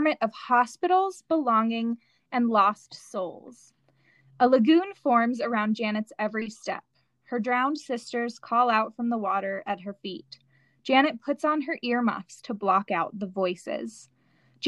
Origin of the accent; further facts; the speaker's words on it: United States; in our youth growing up in this country